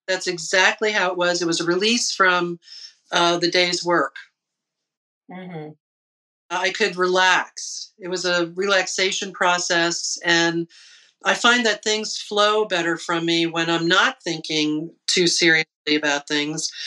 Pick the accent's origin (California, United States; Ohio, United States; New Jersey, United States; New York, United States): New Jersey, United States; Lyndhurst; I grew up in New Jersey, in Lyndhurst